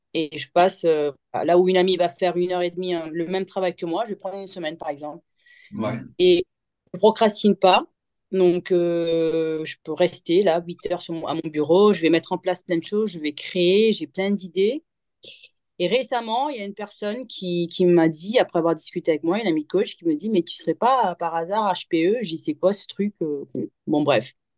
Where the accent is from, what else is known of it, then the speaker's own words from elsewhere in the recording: Mauritius; moved away; also born or lived in Morocco; je suis mauricienne et j'ai vécu 11 ans au Maroc.